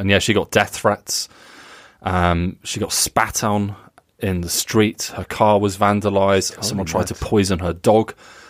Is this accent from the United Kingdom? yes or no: yes; United Kingdom; I have always thought his name was Jupp because I'm British.